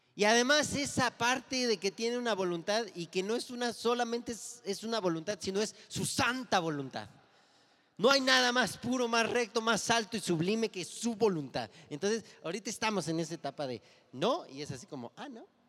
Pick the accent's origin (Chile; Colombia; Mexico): Mexico; los mexicanos somos carrilleros